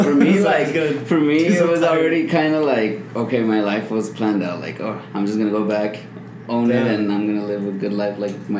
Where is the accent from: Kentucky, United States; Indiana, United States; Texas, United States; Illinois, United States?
Texas, United States; El Paso; here in El Paso.